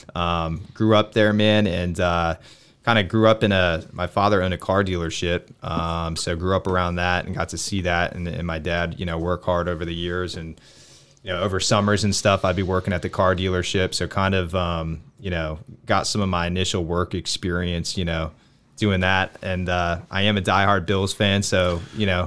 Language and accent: English; Olean, New York, United States; moved away as an adult; now in Pittsburgh, United States; I went to work for a, um, a bank out of, uh, my hometown in New York